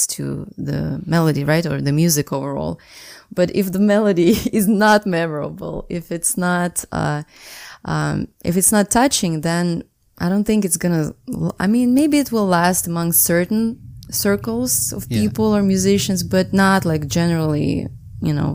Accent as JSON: {"language": "English", "region": "Saint Petersburg", "country": "Russia", "tie": "born or raised there", "said": "I was born and raised in St. Petersburg"}